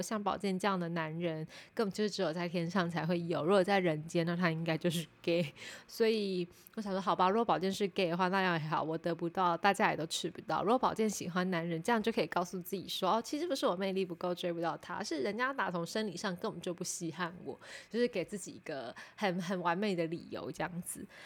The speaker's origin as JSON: {"language": "Chinese", "region": "Taipei", "country": "Taiwan", "said": "因为我是台北人"}